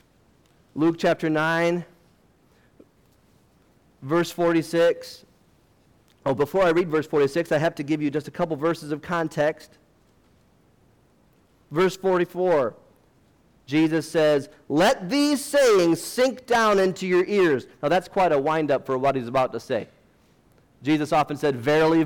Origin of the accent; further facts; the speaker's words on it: United States; I'm an American